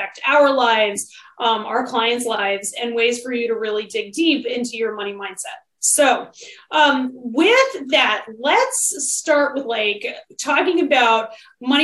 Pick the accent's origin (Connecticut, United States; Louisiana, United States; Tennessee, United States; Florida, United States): Connecticut, United States; another nutmegger. For those of you who don't know what that is, it means we're from Connecticut.